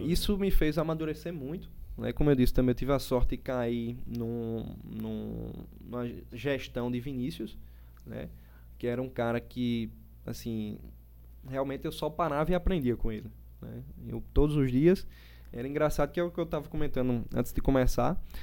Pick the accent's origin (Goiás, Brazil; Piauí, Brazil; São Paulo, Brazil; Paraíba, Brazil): Paraíba, Brazil; João Pessoa; also born or lived in Recife; E aí vim para aqui bem cedo, né, para João Pessoa, mas João Pessoa é minha terra